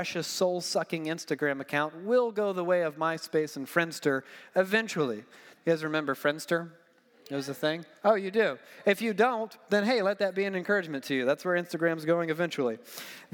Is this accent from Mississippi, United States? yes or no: no; Georgia, United States; I'm from Georgia.